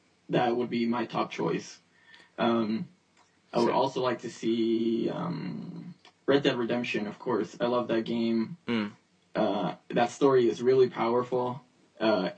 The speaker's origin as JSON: {"language": "English", "region": "New York", "country": "United States", "tie": "born or raised there", "said": "I grew up in New York, and my favorite superhero is, of course, Spider-Man. I can relate to him because, of course, a New York kid."}